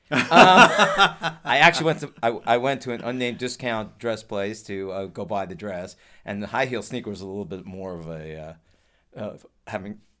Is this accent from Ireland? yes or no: yes; Ireland; um, I'm Irish. We love Halloween.